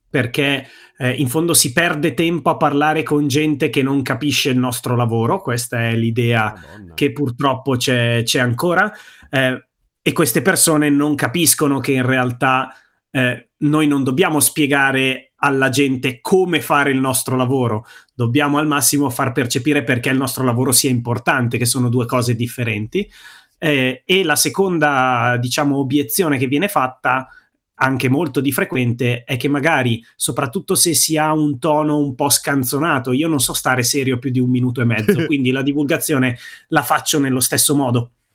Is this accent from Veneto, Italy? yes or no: no; province of Bergamo, Lombardy, Italy; moved away as an adult; now in Brianza, Italy; io sono bergamasco, sono nato in provincia di Bergamo, sono cresciuto in provincia di Bergamo